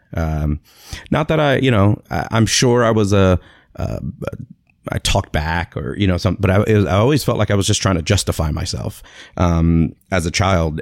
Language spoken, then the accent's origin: English; Tampa, Florida, United States; also born or lived in Springfield, Massachusetts; I was born in Springfield, Massachusetts, uh, nineteen seventy-seven, and, uh, moved to Tampa, Florida when I was about six months old